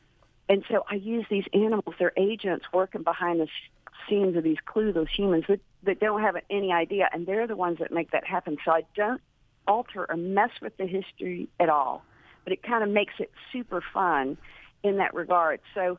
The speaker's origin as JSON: {"language": "English", "country": "United States"}